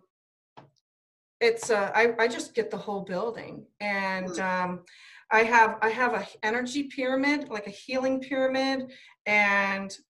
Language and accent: English; Ohio, United States; I'm from Ohio. So yeah, I'm in Ohio.